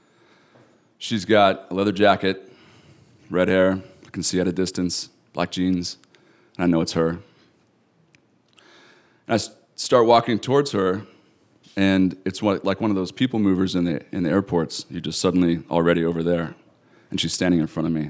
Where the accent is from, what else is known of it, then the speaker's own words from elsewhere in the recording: Eastern Washington, United States; I'm from Eastern Washington, I identify with it really strongly